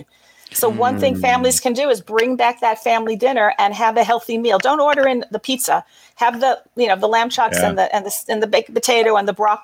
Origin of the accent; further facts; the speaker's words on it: Long Island, New York, United States; moved away as an adult; also born or lived in Brooklyn, New York; now in Los Angeles, United States; I was born in Brooklyn. I was raised on Long Island